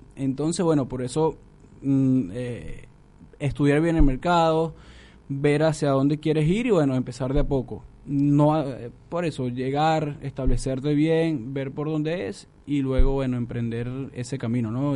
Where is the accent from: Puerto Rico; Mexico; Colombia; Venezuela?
Venezuela; moved away as an adult; now in Buenos Aires, Argentina; en Venezuela muchos teníamos un buen trabajo y llegamos a la Argentina